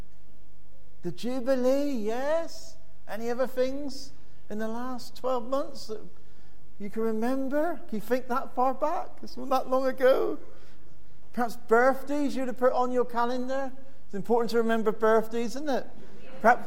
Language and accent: English; Plymouth, South West England, United Kingdom; moved away; I'm originally from Plymouth